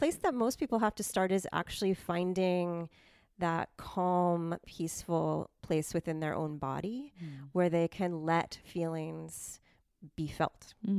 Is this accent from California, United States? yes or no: yes; Silicon Valley, California, United States; moved away as an adult; now in Santa Cruz, United States; I grew up in Silicon Valley before it was cool to be from there.